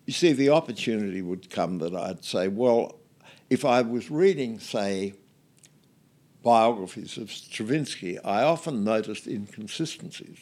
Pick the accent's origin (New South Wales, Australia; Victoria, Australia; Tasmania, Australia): Victoria, Australia; Geelong; I was born in Geelong